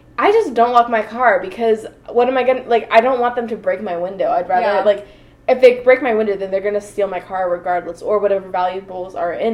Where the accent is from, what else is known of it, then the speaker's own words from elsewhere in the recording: Atlanta area, Georgia, United States; now in Atlanta, United States; I'm from Atlanta